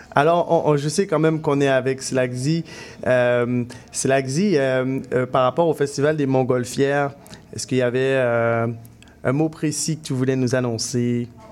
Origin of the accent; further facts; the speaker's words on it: Guadeloupe; now in Montreal, Canada; je viens de la Guadeloupe, mais je représente MTL